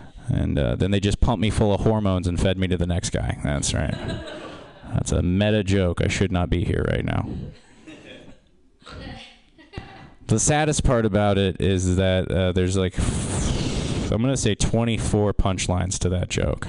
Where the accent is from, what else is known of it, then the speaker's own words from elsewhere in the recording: Kansas, United States; now in San Francisco, United States; I'm not from here. I'm from Kansas